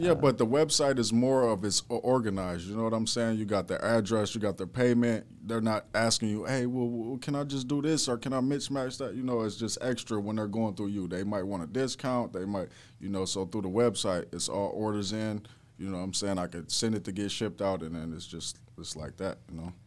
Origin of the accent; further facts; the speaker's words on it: Minnesota, United States; I'm from Minnesota